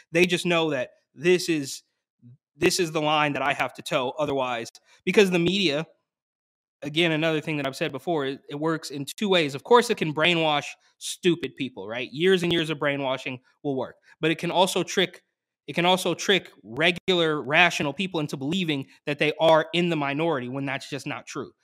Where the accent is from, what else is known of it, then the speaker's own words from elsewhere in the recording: Bay Area, California, United States; I grew up in the Bay Area